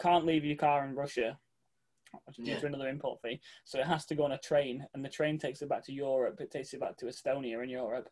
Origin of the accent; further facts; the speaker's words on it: England, United Kingdom; I am from England